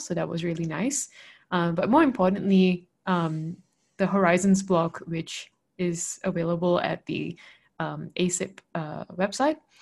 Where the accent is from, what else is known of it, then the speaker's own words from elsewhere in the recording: Malaysia; moved away as an adult; also born or lived in Australia; I'm originally from Malaysia